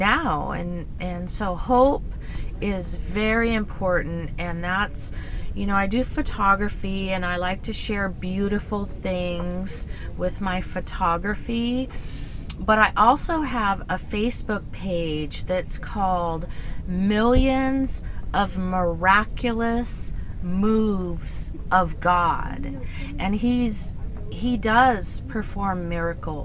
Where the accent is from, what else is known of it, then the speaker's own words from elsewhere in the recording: Orange County, California, United States; moved away; also born or lived in San Diego; I was actually raised in Orange County.